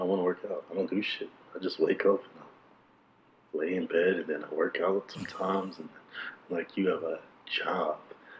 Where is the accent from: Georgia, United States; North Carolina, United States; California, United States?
Georgia, United States; Atlanta; I'm from Atlanta, but I wouldn't call myself an Atlanta nigga.